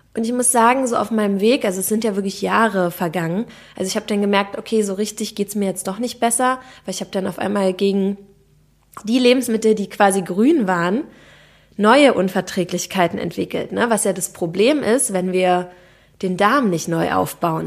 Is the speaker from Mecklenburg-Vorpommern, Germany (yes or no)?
no; Berlin, Germany; ich bin aus Berlin, Berlinerin